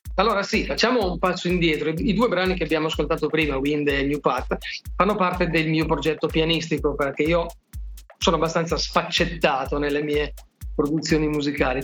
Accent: Milan, Lombardy, Italy; da milanese

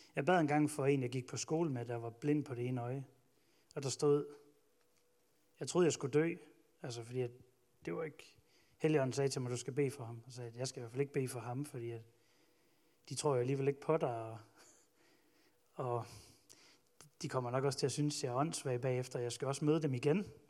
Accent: Ølgod, Southern Denmark, Denmark; jeg voksede op i Ølgod

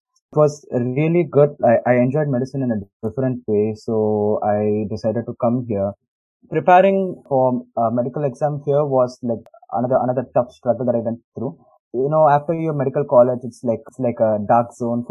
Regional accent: India; moved away as an adult; also born or lived in Chennai; now in United States; growing up in India

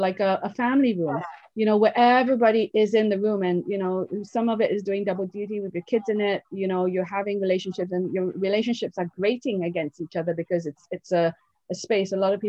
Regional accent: Oxford, South East England, United Kingdom; I was raised in Oxford, England. I had no one around me from any different culture rather than pure English people.

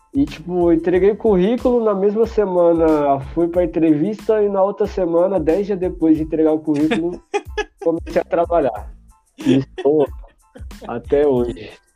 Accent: Guarulhos, São Paulo, Brazil; nascido e criado em Guarulhos

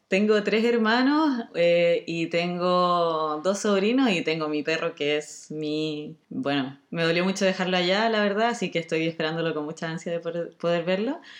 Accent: Chile; now in Spain; somos todos chilenos

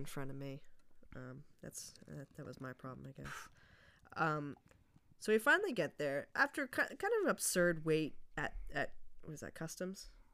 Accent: New Jersey, United States; we're from Jersey

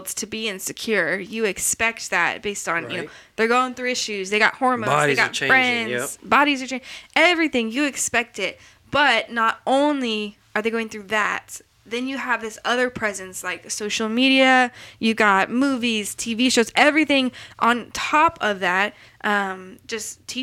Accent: Colorado, United States; moved away; also born or lived in Houston, Texas; I grew up in Colorado

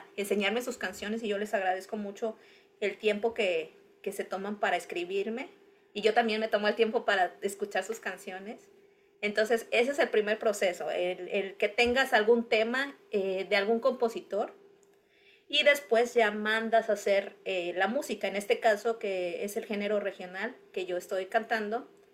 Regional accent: Cuernavaca, Morelos, Mexico; moved away as an adult; now in United States; de donde yo vengo, de la zona sur de, cerca de México, que es Cuernavaca.

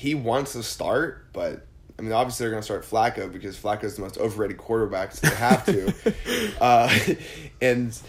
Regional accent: near Jeannette, Pennsylvania, United States; I actually grew up going to the high school right next to where Terrell Pryor went

